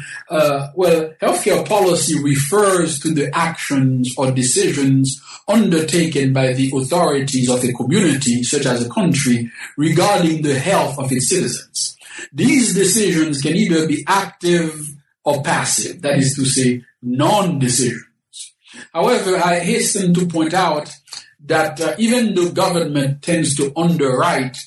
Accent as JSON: {"language": "English", "country": "Haiti", "tie": "born or raised there", "also_born_or_lived": "Berkeley, United States / Binghamton, United States", "moved": "yes", "lives_now": "St. Louis, United States", "said": "I was born in the Caribbean, specifically in Haiti."}